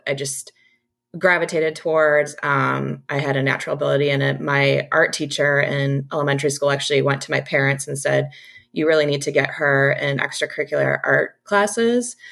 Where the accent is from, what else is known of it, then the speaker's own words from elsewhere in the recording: Detroit, Michigan, United States; moved away as an adult; now in Chicago, United States; I'm originally from Detroit